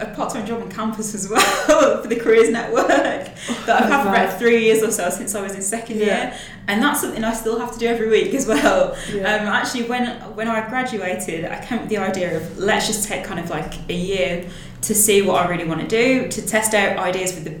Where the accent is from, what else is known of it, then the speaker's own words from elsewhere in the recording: Willenhall, West Midlands, United Kingdom; accent: Black Country (yam yam); So I'm from the West Midlands, a little town called Willenhall, and technically the area that I'm from is called Black Country. And people from that area are typically called yam yams because of the accent.